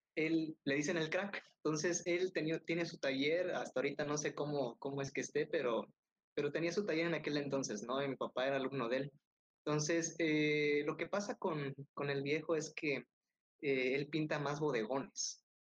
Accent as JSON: {"language": "Spanish", "town": "Tonalá", "region": "Chiapas", "country": "Mexico", "tie": "born or raised there", "also_born_or_lived": "Tuxtla Gutiérrez", "moved": "yes", "said": "yo soy de Tonalá"}